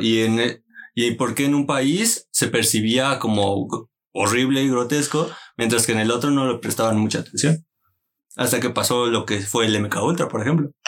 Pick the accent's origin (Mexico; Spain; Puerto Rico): Mexico; yo soy mexicano